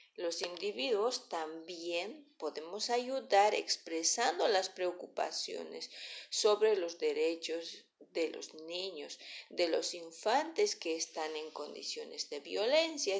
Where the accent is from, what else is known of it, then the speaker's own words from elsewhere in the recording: Bolivia; nosotros como ciudadanos bolivianos